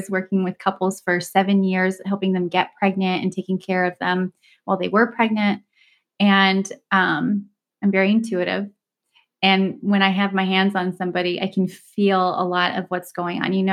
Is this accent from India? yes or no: no; Dubai, United Arab Emirates; first language Turkish; also born or lived in Istanbul, Turkey; I grew up in Dubai and Istanbul, just traveling every couple of years to a different part of the world.